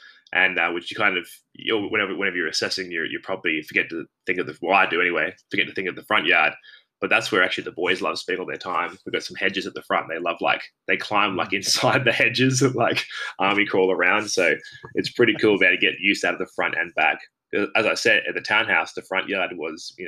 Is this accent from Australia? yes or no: yes; Brisbane, Queensland, Australia; also born or lived in Mango Hill; I grew up in down in Carindale, like Southside, really nice area.